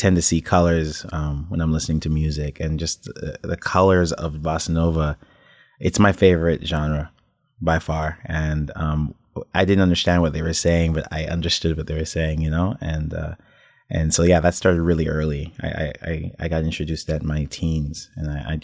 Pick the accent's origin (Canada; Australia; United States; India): Canada; Toronto, Ontario; I was born in Toronto